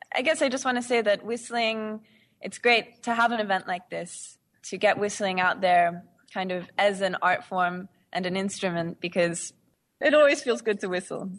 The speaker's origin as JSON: {"language": "English", "town": "Mullumbimby", "region": "New South Wales", "country": "Australia", "said": "I am from Australia, small town called Mullumbimby. It's in the north coast of New South Wales."}